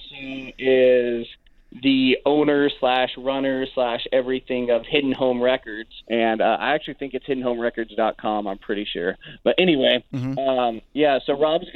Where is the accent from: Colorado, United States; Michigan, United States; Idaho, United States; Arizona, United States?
Idaho, United States; Caldwell; the college here in my hometown in Caldwell